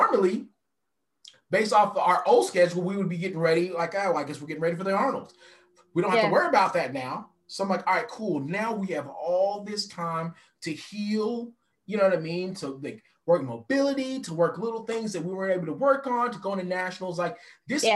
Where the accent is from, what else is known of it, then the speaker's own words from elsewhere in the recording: West Texas, United States; I grew up in West Texas